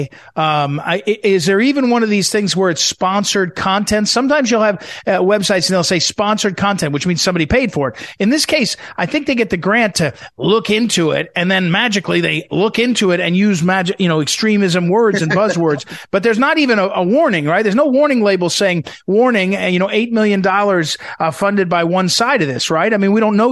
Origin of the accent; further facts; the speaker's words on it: Missouri, United States; my home state, Missouri